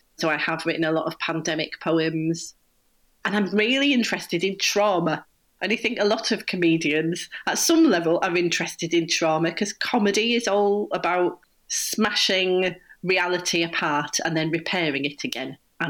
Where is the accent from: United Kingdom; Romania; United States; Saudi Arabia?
United Kingdom; the north of England; accent: northern; being from the north of England, I am heard through my northern accent as a northerner.